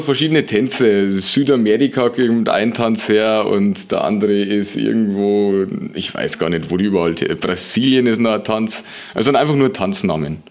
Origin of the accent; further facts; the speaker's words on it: Lower Bavaria, Germany; moved away as an adult; now in Würzburg, Germany; aus meinem Heimatort in Niederbayern, aus Anstorf